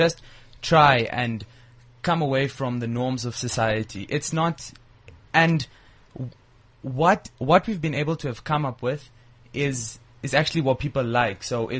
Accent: Mahikeng, North West, South Africa; We're from Mafikeng.

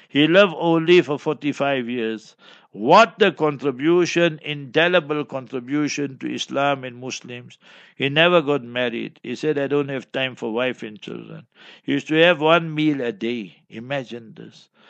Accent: Johannesburg, Gauteng, South Africa; We come from Johannesburg and surroundings

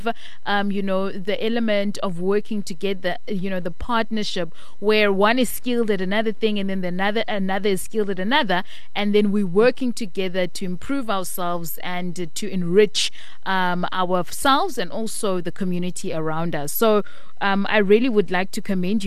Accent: South Africa; as South African women

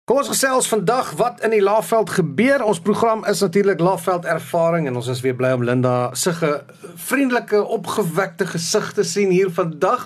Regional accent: South Africa

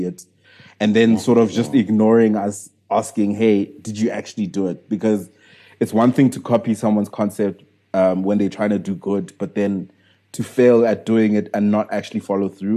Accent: South Africa; I'm still a South African entrepreneur

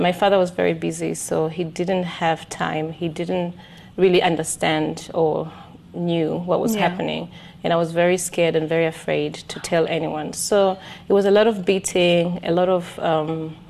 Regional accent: Dar es Salaam, Tanzania; also born or lived in Arusha, Tanzania / Kilimanjaro, Tanzania; was born in Arusha, and then very early on, when I was three, we moved to Dar es Salaam, which is the capital

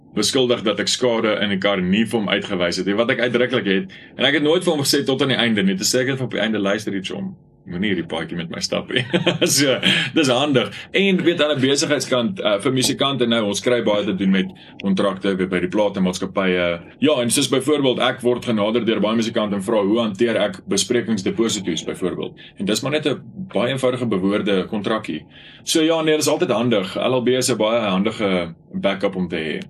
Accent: Bronkhorstspruit, Gauteng, South Africa; ek in Bronkhorstspruit in my tuisdorp

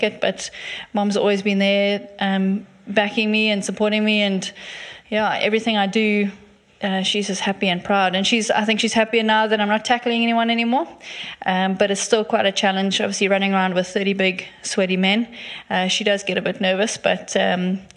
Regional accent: Durban, KwaZulu-Natal, South Africa; moved away as an adult; also born or lived in Stellenbosch; now in Cape Town, South Africa; growing up in Durban, I never thought I'd leave

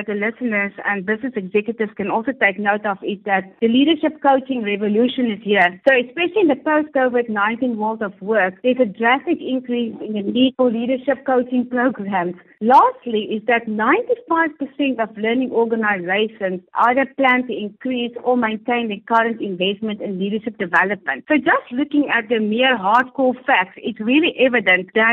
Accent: South Africa; I'm proudly South African

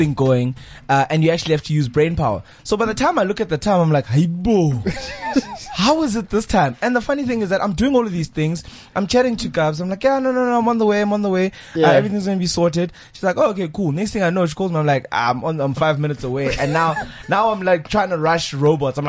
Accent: Eastern Cape, South Africa; moved away as an adult; now in Johannesburg, South Africa; I'm a guy from the Eastern Cape, closer guy from the Eastern Cape. I've been here for like 9 years in Johannesburg.

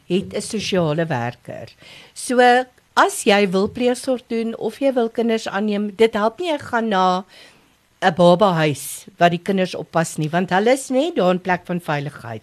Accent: Lowveld, Mpumalanga, South Africa; now in Pretoria, South Africa; My ma en pa was pastore in die Laagveld. So ons is vyf kinders

